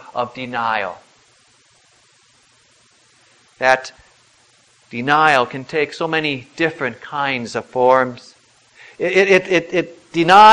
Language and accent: English; United States; we were born as American citizens, born in the land of the free and the home of the brave